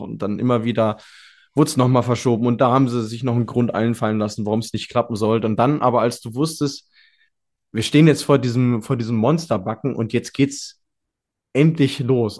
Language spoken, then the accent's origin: German; Germany; als Deutscher